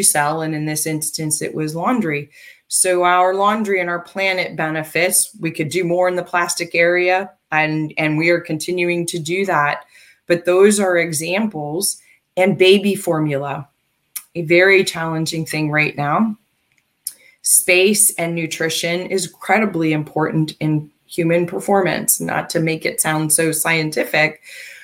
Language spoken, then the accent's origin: English; United States; I'm American. And I've lived most of my life here